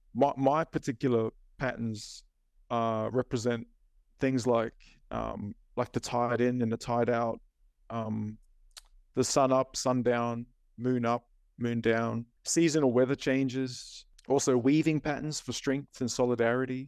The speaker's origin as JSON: {"language": "English", "town": "Cairns", "region": "Queensland", "country": "Australia", "tie": "born or raised there", "also_born_or_lived": "Auckland, New Zealand", "said": "Mum moved us back to Cairns in the late eighties. So I was about eight years old when we came back to Cairns."}